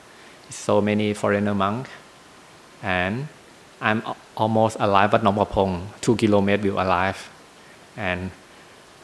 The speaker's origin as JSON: {"language": "English", "region": "Bangkok", "country": "Thailand", "second_language": "English", "moved": "yes", "said": "I'm from Bangkok"}